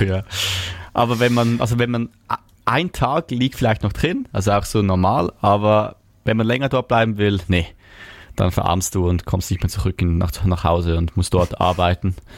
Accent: Switzerland; ich komme aus der Schweiz

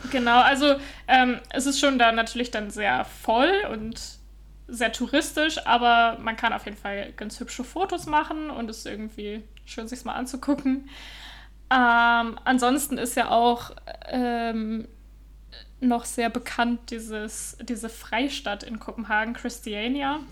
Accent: Northern Germany, Germany; moved away as an adult; also born or lived in Utrecht, Netherlands; now in Copenhagen, Denmark; ich komme ja ursprünglich aus Norddeutschland, äh, aus der Nähe von Bremen

